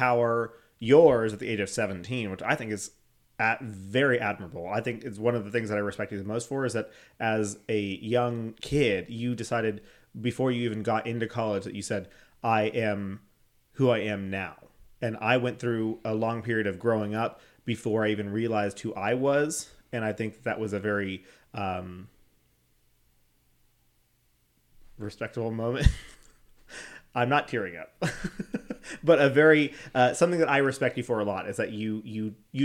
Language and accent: English; San Antonio, Texas, United States; moved away as an adult; now in Houston, United States; I was the first person to move away from San Antonio